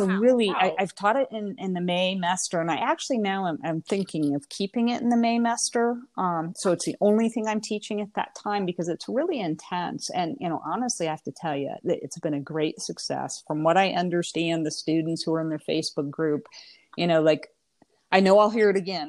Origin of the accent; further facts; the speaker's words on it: Indiana, United States; moved away as an adult; also born or lived in Florida; now in Alabama, United States; I'm originally from Indiana, born and raised.